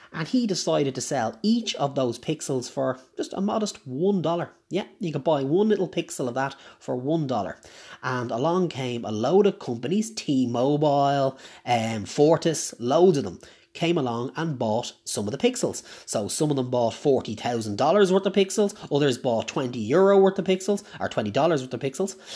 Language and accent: English; Ireland; I'm Irish.